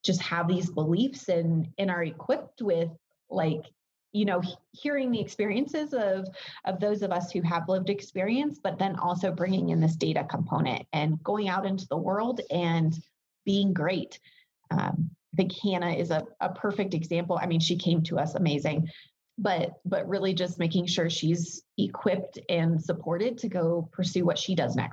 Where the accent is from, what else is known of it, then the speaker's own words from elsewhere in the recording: rural area an hour from Denver, Colorado, United States; moved away as an adult; I moved down to Denver in Colorado